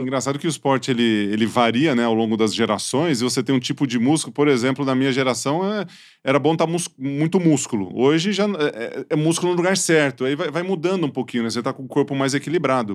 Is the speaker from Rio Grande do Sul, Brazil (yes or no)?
no; Ituverava, São Paulo, Brazil; Eu sou de Tuverava ali